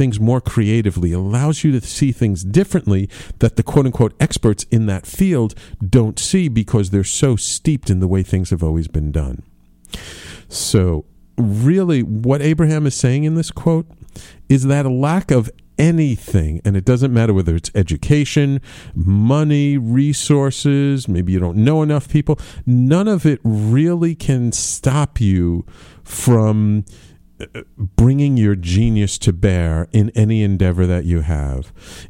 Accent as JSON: {"language": "English", "town": "New York City", "region": "New York", "country": "United States", "tie": "born or raised there", "said": "after having been in many, many years in my hometown, New York City"}